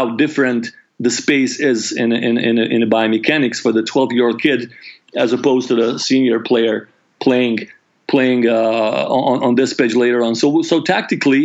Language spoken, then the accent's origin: English; Croatia; I grew up in Yugoslavia up until the age of 8. I was born in Yugoslavia, and the war broke out when I was 18, 1990.